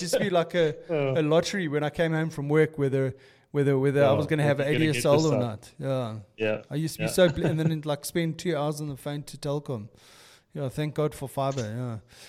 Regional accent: Transvaal, South Africa; also born or lived in Cape Town; Like, my only claim to fame is that I was born in Cape Town. Wow, is that? And the rest of it is Transvaal, man, all the way.

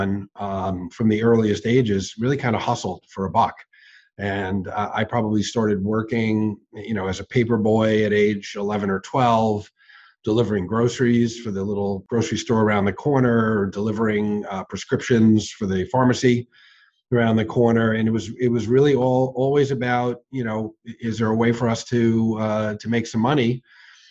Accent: New York City, New York, United States; I grew up in Brooklyn

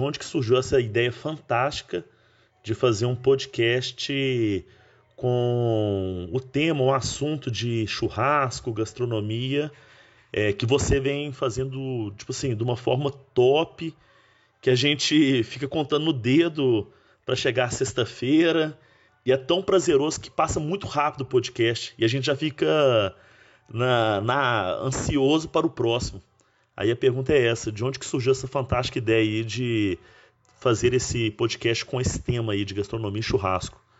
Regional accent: Divinópolis, Minas Gerais, Brazil; sou de Divinópolis, Minas Gerais

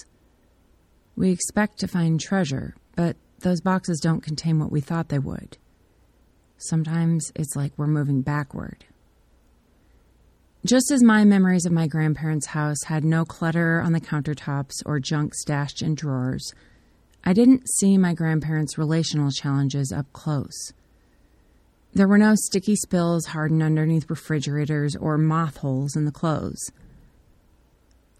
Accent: United States; I'm grateful for the privileges and freedoms I've inherited as an American

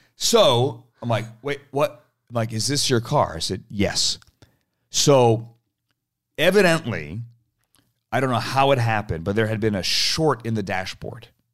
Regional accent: United States; I grew up in Washington, outside Washington, um, grew up around politics

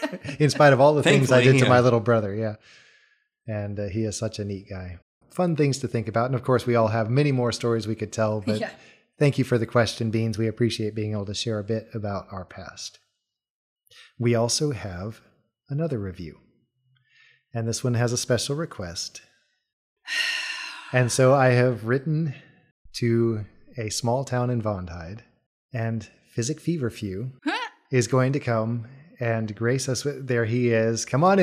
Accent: Germany; I have a younger brother, Matthew, and we were always playing together. We grew up some in Germany.

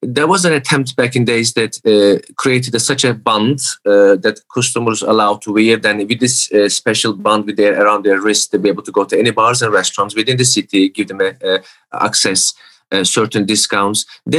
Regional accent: Newcastle, North East England, United Kingdom; I'm from Newcastle. I'm not in New York.

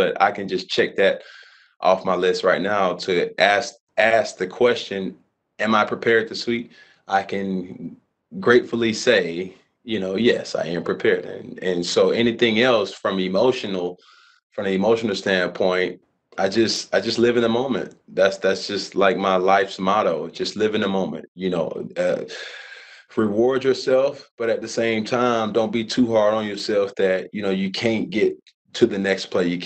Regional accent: Atlanta, Georgia, United States; I grew up in Atlanta

